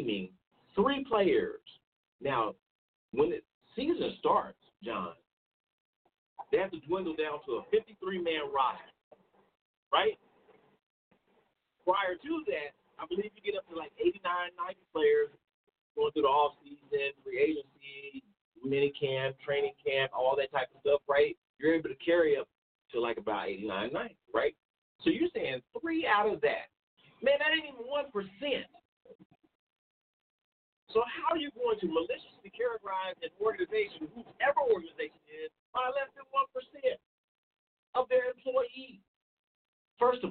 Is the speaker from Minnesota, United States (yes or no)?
no; Kansas City, Missouri, United States; I was born and raised in Kansas City, Missouri.